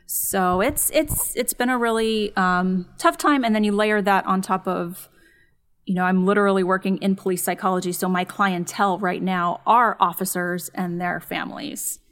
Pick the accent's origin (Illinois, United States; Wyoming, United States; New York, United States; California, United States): California, United States; San Dimas; grew up in San Dimas, which is, um, suburb of L